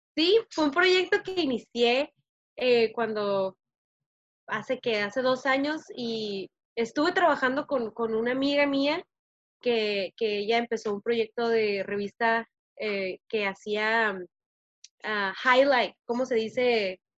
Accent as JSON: {"language": "Spanish", "town": "Tijuana", "region": "Baja California", "country": "Mexico", "tie": "born or raised there", "also_born_or_lived": "San Diego", "moved": "as an adult", "lives_now": "United States", "said": "nací en San Diego, pero viví en Tijuana casi toda mi vida"}